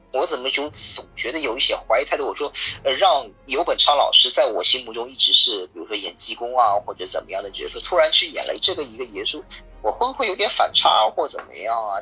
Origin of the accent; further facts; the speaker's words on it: Shanghai, China; 我们上海